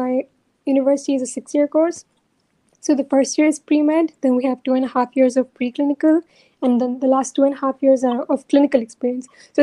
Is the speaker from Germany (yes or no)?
no; India; also born or lived in Singapore; now in Hangzhou, China; I'm originally from India, and I was living in Singapore before I moved to China. And I did my final years of high school in Singapore